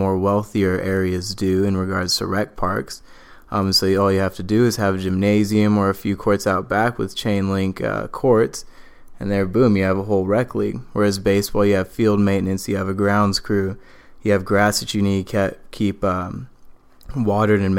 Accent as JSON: {"language": "English", "town": "Los Angeles", "region": "California", "country": "United States", "tie": "born or raised there", "said": "I grew up near Dorsey High School, for those of you that are familiar with the Los Angeles area"}